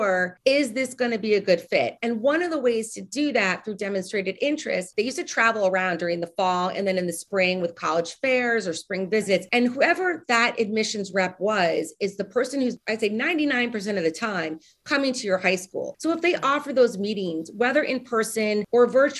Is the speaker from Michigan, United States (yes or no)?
no; New York, United States; moved away as an adult; also born or lived in Nashville, Tennessee / Chicago; I'm from New York.